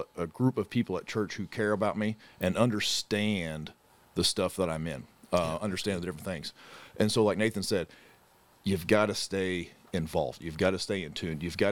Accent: Sesser, Illinois, United States; I coach in my hometown. I coach where I grew up

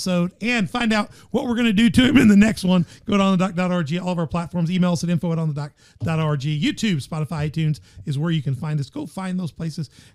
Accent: Memphis, Tennessee, United States; now in Southern Illinois, United States; in my hometown, you know, I grew up in Memphis

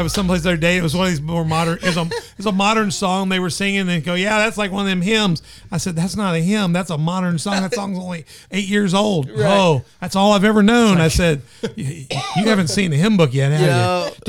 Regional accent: the South, United States; I'm from the South. I grew up.

